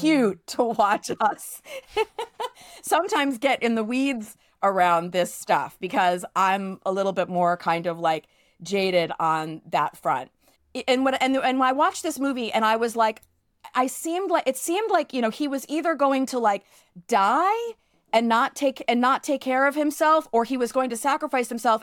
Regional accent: New York City, New York, United States; growing up in New York City

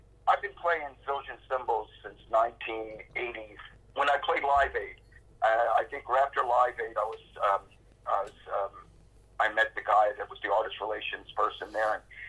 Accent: Levittown, Pennsylvania, United States; I grew up in Levittown, outside of Philadelphia

